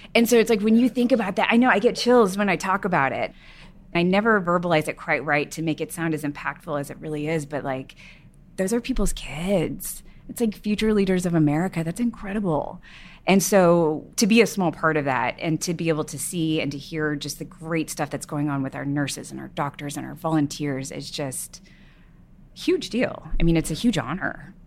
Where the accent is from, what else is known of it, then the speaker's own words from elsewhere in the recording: Texas, United States; I grew up in Texas